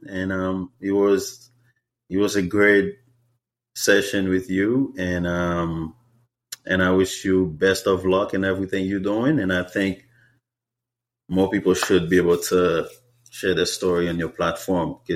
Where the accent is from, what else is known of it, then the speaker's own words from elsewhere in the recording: Haiti; English is a second language; now in Seattle, United States; So as an immigrant, like for me, as a Haitian